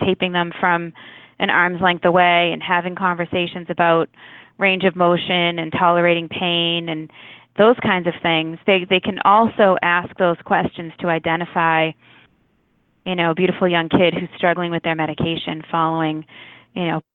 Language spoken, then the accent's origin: English; Walpole, Massachusetts, United States; I grew up in Walpole